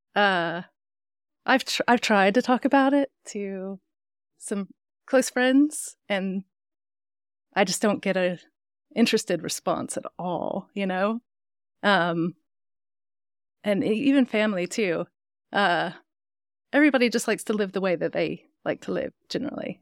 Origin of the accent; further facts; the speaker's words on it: Brevard, North Carolina, United States; also born or lived in Germany / Northern England; now in Longmont, United States; I was born in Brevard, North Carolina, which is a small mountain town